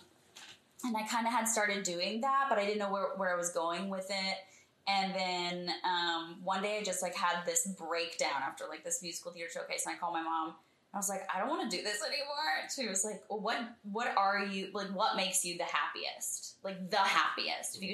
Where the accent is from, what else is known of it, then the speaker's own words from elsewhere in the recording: Texas, United States; moved away as an adult; also born or lived in Fredericksburg, Texas / Austin, Texas / Houston, Texas / New York; now in Los Angeles, United States; I was born in Fredericksburg, Texas, which is a little podunk German town in the Hill Country